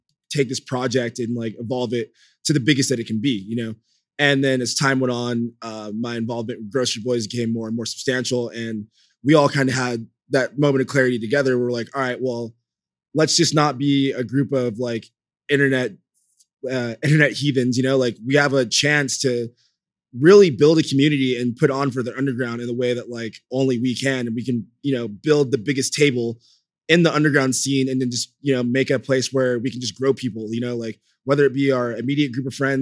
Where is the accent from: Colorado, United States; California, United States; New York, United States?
California, United States; Los Angeles; LA, my hometown